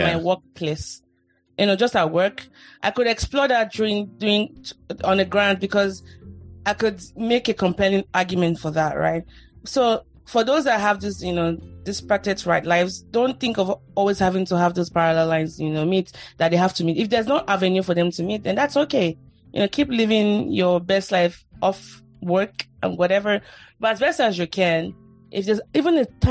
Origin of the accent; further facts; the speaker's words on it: Nigeria; moved away as an adult; now in United States; I moved from Nigeria to the US